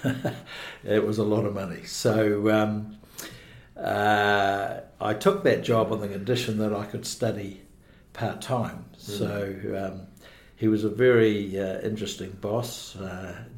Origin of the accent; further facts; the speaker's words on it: Dunedin, Otago, New Zealand; moved away as an adult; also born or lived in Mosgiel / Queenstown Lakes; now in Queenstown, New Zealand; I was born in Dunedin, 1952, and spent my early years in the Northeast Valley area of Dunedin, but moved to Mosgiel as a teenager